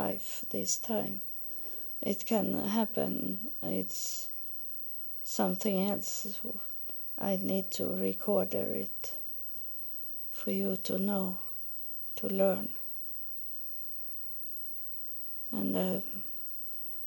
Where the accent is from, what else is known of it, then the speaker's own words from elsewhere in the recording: Sweden; first language Swedish; English is a second language; I'm from Sweden, so my main language is Swedish. So the English is something I have learned.